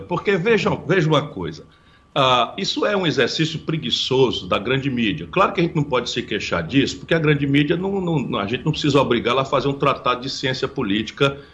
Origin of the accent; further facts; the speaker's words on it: Ceará, Brazil; also born or lived in Pindamonhangaba, São Paulo; Eu nasci em Pindamonhangaba, no interior de São Paulo, embora tenha sido criado no Ceará